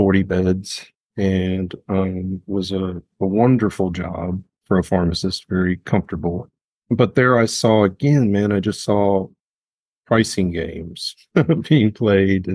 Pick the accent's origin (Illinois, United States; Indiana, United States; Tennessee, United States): Tennessee, United States; Memphis; I grew up here in Memphis